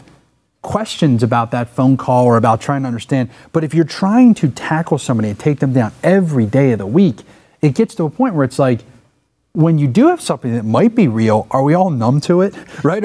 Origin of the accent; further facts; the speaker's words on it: Pennsylvania, United States; I come from Pennsylvania